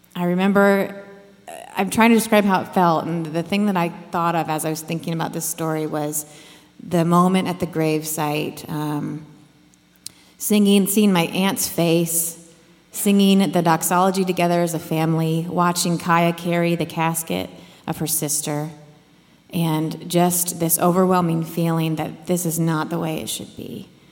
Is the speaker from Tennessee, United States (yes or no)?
no; Iowa, United States; I grew up in Iowa and I had a real tight knit family.